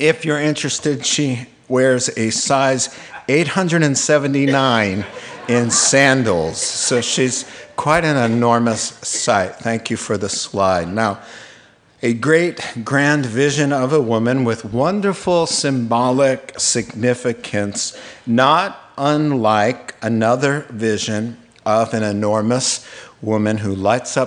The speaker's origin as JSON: {"language": "English", "area": "Long Island", "region": "New York", "country": "United States", "tie": "born or raised there", "said": "as a kid growing up in Long Island, New York"}